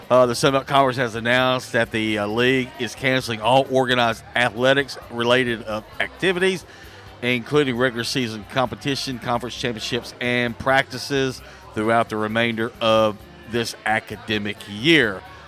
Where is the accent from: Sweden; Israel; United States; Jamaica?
Sweden; English is a second language; I'm from Sweden.